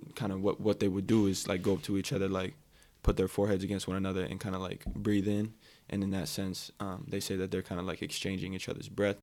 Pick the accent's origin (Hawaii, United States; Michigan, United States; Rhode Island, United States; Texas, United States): Hawaii, United States; Ka'u, Big Island of; moved away as an adult; also born or lived in Walnut Creek, California; now in Oregon, United States; I grew up in a more rural area of Hawaii. So like I said, I'm from Kau originally